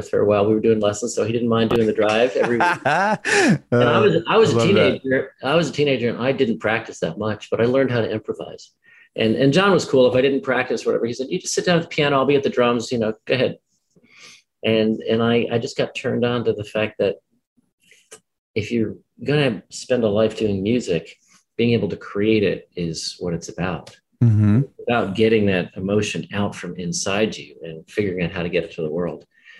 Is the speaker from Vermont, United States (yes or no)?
no; New Jersey, United States; I was. Both my parents were foreigners. My mom was a small town doctor from Brazil and my dad was Austrian.